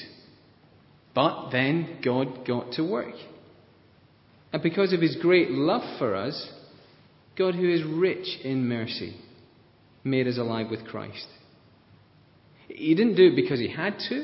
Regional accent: Scotland, United Kingdom; I'm Scottish

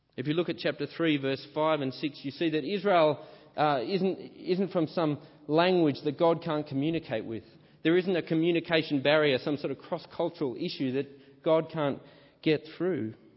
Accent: Australia; my home country, Australia.

